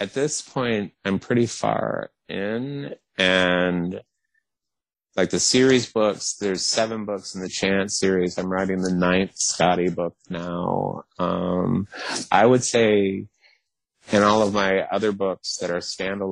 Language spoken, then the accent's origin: English; the South, United States; I'm from the South